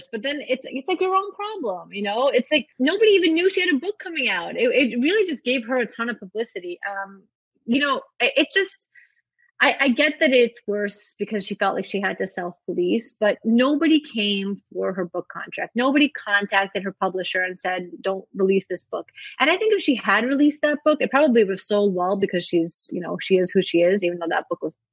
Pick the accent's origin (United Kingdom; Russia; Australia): Russia; born there; Like I was born in Russia during the Soviet Union.